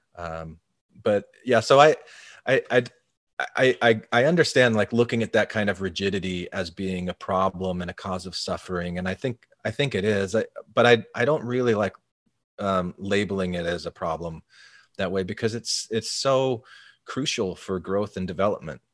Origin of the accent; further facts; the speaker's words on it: Arizona, United States; growing up in Arizona in a fairly large Mormon community